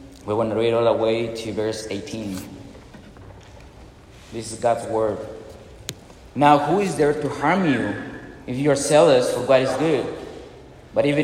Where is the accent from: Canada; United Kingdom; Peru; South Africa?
Peru; moved away as an adult; also born or lived in Arizona; now in Mississippi, United States; I'm from Peru